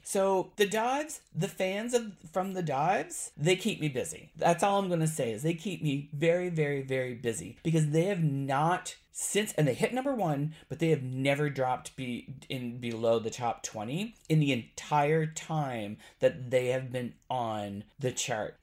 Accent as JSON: {"language": "English", "country": "Canada", "said": "I am Canadian"}